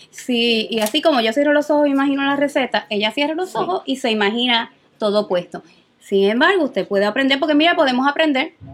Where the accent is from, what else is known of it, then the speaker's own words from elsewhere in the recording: Puerto Rico; nosotros los boricos